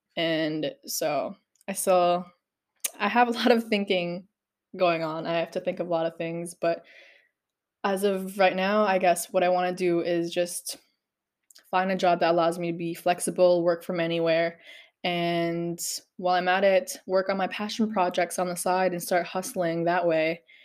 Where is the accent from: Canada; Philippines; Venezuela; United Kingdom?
Philippines; growing up in the Philippines, everybody in the neighborhood knew me